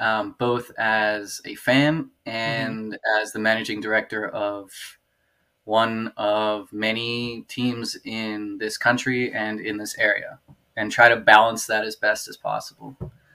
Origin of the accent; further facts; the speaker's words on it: Germany; now in Baltimore, United States; so I grew up in Germany